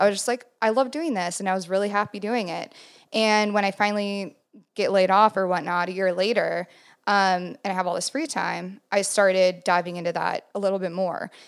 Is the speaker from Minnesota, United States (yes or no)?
yes; Chanhassen, Minnesota, United States; I grew up in Minnesota. Um, Chanhassen, Minnesota